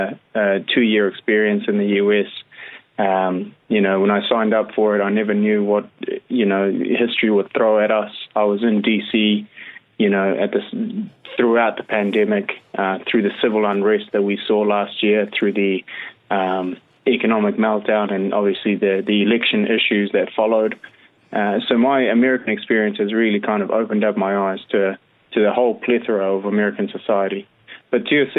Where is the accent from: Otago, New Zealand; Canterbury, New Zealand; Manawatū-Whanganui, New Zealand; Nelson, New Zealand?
Canterbury, New Zealand; Christchurch; moved away as an adult; also born or lived in Wellington; I always say, Christchurch. Christchurch is home.